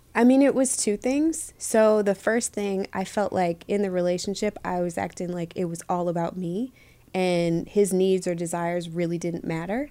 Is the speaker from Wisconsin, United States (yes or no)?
no; Michigan, United States; moved away as an adult; also born or lived in Los Angeles; growing up in Michigan was cool